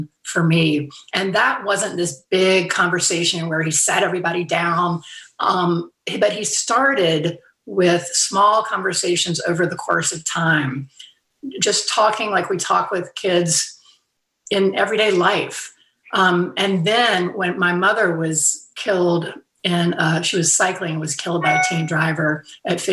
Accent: Fairhope, Alabama, United States; moved away; hometown in Fairhope, Alabama

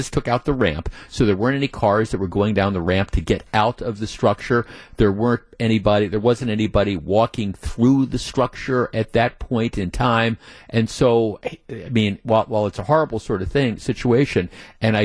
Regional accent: Glendale, Wisconsin, United States; also born or lived in Whitefish Bay, Wisconsin; I grew up in Glendale and I lived in Whitefish Bay for 30 years

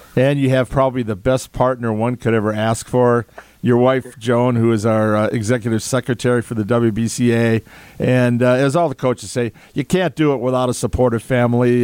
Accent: Madison, Wisconsin, United States; i was born in Madison. I'm born to be a Badger. I, my degrees are from here.

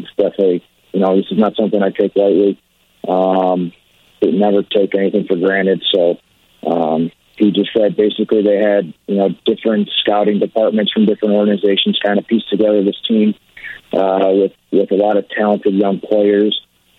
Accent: Orland Park, Illinois, United States; also born or lived in Texas; Born and raised in Orland Park. Lived there my whole life, still live there right now.

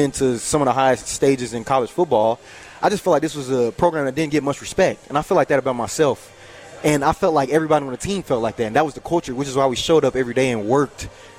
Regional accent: Dallas, Texas, United States; moved away; But that's why I came from Dallas, Texas up here.

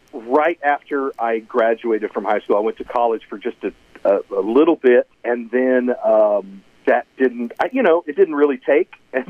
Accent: Lafayette, Indiana, United States; born or raised there

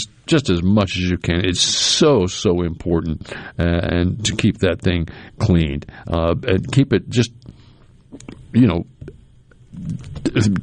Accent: New England, United States; now in Mississippi, United States; I grew up in New England

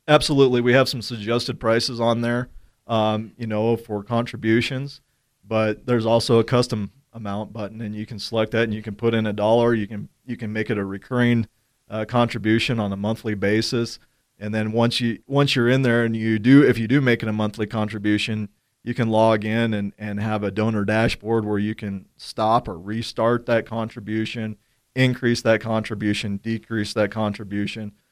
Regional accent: Gillette, Wyoming, United States; growing up in Gillette

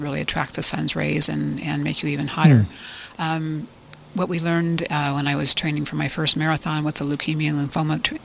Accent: Sacramento, California, United States; now in St. George, United States; I grew up in Sacramento

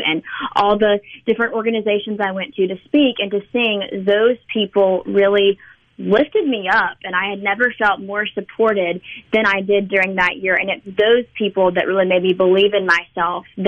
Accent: Mississippi, United States; I grew up in Mississippi and am also a country artist from Mississippi

